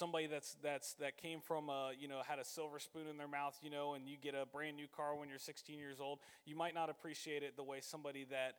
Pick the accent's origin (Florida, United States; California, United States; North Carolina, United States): Florida, United States; Citrus Springs; So I grew up over in Citrus Springs